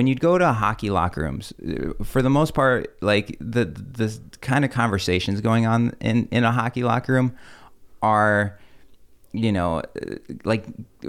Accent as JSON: {"language": "English", "country": "Russia", "tie": "born there", "said": "I was born in Russia, Russian family."}